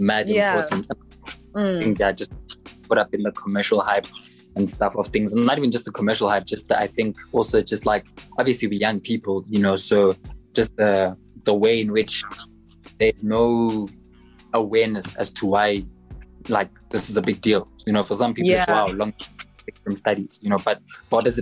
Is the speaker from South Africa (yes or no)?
yes; South Africa; I'm South African, so I have context